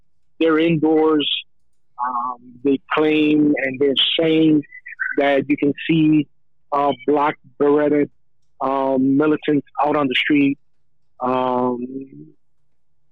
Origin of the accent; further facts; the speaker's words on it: United States; I am American born of Cuban parents, so you can say I'm American made with Cuban